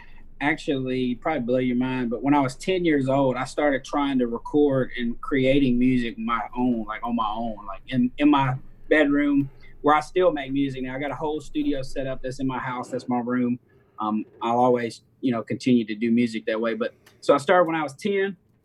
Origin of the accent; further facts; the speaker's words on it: Natchez, Mississippi, United States; also born or lived in Nashville, Tennessee; I was born and raised in Natchez up until I was graduated high school. Me and my best friend moved to Nashville, Tennessee.